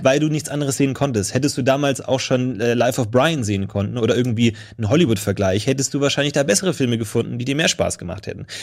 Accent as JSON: {"language": "German", "country": "Germany", "said": "wir als Deutsche"}